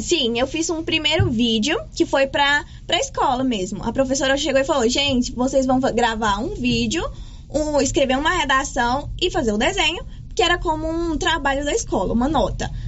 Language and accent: Portuguese; Goiás, Brazil; also born or lived in Gameleira; eu sou goiana